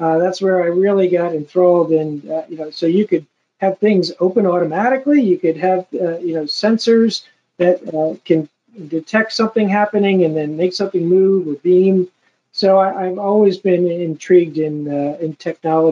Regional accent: Medford, New Jersey, United States; also born or lived in Absecon, New Jersey; now in South Jersey, a small town called Absecon, which borders Atlantic City. And is when the casinos were coming in, and my father said, yeah, we're going to go to a different place. We moved to Medford, New Jersey

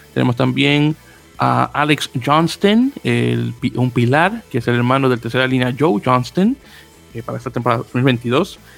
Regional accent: Dominican Republic; sí, soy dominicano

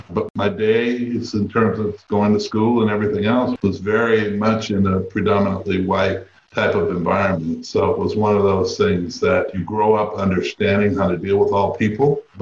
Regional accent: Seattle, Washington, United States; Surprisingly, when I talk to people, the perception of Seattle is one that it's an extremely liberal city. Growing up, I didn't really feel that way.

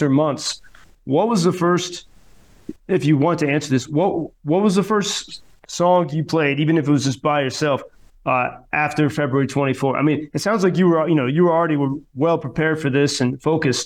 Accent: United States; now in Ukraine; as an American

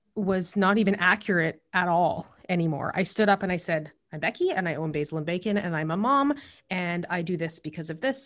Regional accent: Alberta, Canada; moved away as an adult; also born or lived in Calgary / Lethbridge; now in British Columbia, Canada; I grew up in Alberta and in Calgary and Lethbridge, and I lived there for almost twenty-five years. And before I came here to B C

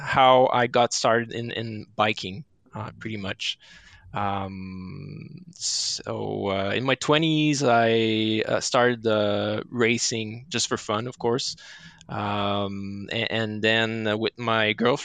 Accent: Saint-Sauveur, Quebec, Canada; I grew up in Saint-Sauveur, which is a ski village north of Montreal

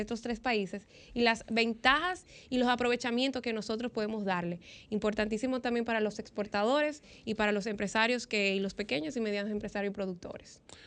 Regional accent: Dominican Republic; nosotros como República Dominicana

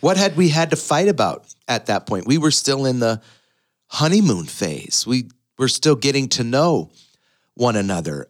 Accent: Windsor, Ontario, Canada; moved away as an adult; now in United States; my hometown of Windsor, Ontario

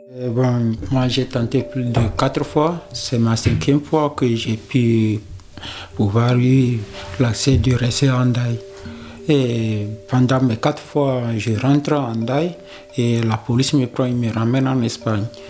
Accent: Togo; moved away as an adult; now in France; je viens du Togo.

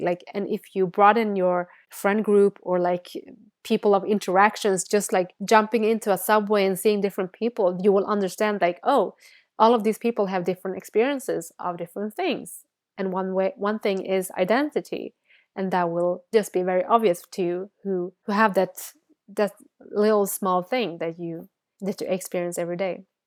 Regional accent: Sweden; first language Bengali; English is a second language; growing up in Sweden

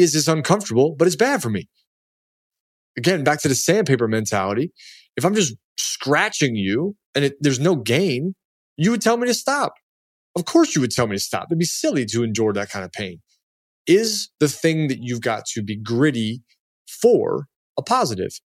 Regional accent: Baltimore, Maryland, United States; also born or lived in Washington, D.C.; I came from Baltimore and D C, like, this is part of my D N A, be gritty

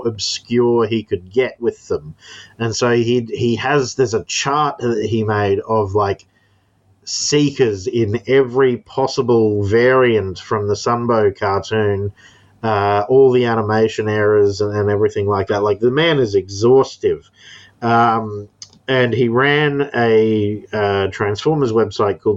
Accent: Townsville, Queensland, Australia; the place I live is called Townsville

